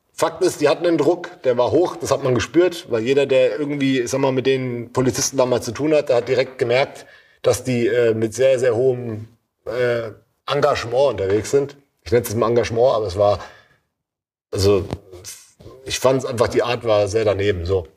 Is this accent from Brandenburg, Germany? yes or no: no; Babenhausen, Hesse, Germany; wo ich herkomme, dann weiß komischerweise oft jemand, ach Babenhausen